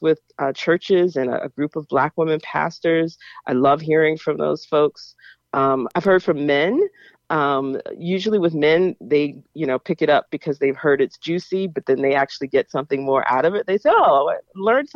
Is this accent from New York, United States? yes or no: no; Jacksonville, Florida, United States; moved away as an adult; now in Pittsburgh, United States; growing up in Jacksonville